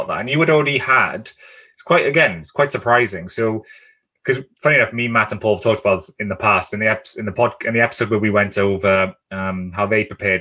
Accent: Cardiff, Wales, United Kingdom; moved away; I grew up in Cardiff in South Wales for most of my life

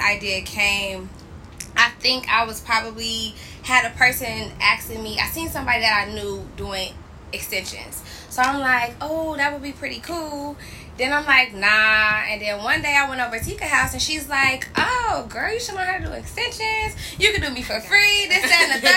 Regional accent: Chicago, Illinois, United States; moved away as an adult; now in Los Angeles, United States; I am from Chicago, but I just moved

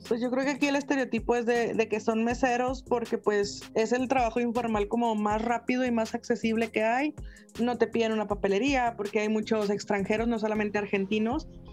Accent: Mexico; aquí en México

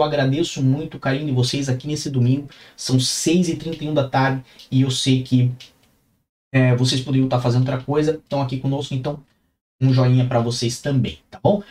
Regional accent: Curitiba, Paraná, Brazil; now in Lisbon, Portugal; Nasci em Curitiba, Paraná, certo? Uma terrinha fria, uma terrinha muito boa

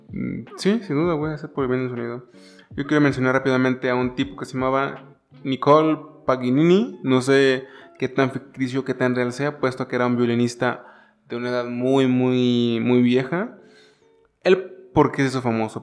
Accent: San Luis Potosí, Mexico; Somos de San Luis Potosí

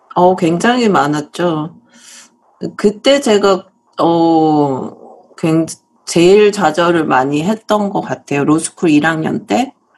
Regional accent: South Korea; moved away as an adult; now in United States; 제가 사실은 한국에서 태어나서 어, 한국에서 계속 자랐고요.

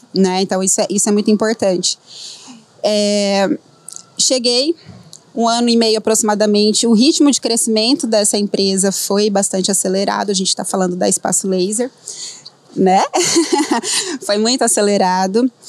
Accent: Dracena, São Paulo, Brazil; moved away as an adult; also born or lived in Adamantina; como fisioterapeuta da minha cidade, que eu sou lá de Dracena

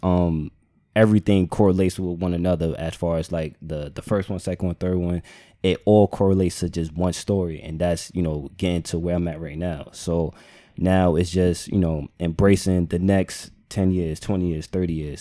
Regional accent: United States; I'm just American

